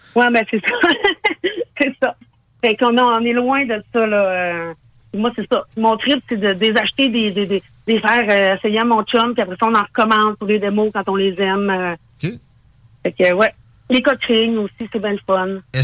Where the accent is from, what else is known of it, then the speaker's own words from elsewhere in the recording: Saguenay, Quebec, Canada; now in Quebec City, Canada; Je suis originaire du Saguenay, fait que des fois, je m'en vais au Saguenay voir ma famille